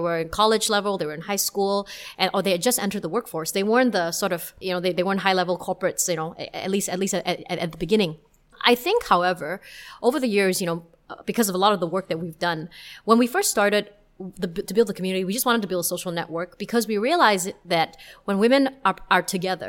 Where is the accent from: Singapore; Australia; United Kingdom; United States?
Singapore; if you hear me speaking with my Singaporean friends, then you will definitely know that I am Singaporean.